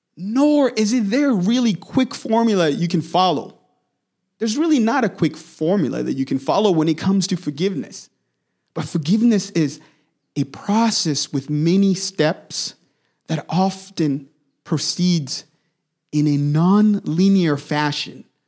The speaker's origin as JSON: {"language": "English", "country": "DR Congo", "tie": "born or raised there", "moved": "yes", "said": "I was born and raised in the Democratic Republic of Congo, heart of Africa"}